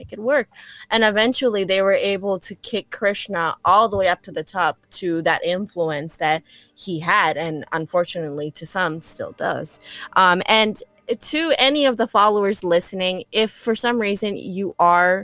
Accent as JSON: {"language": "English", "town": "Chicago", "region": "Illinois", "country": "United States", "tie": "born or raised there", "said": "I'm a Chicago native"}